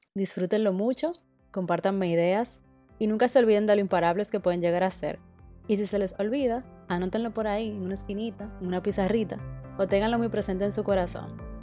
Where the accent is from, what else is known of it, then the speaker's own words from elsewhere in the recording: Dominican Republic; moved away as an adult; now in Berlin, Germany; soy dominicana y vivo en Berlín desde principios del 2019